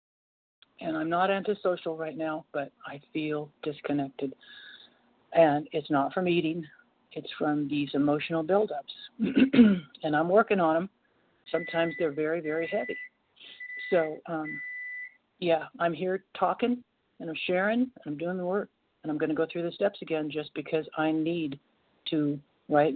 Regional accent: Portland, United States; also born or lived in State of Washington; now in North Carolina, United States; I was born in Portland and I now live in North Carolina

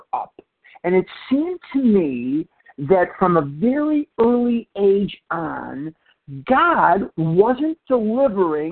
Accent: Chicago, Illinois, United States; now in Scottsdale, United States; I was born and raised in Chicago, Illinois. And when I was a little boy growing up in Chicago

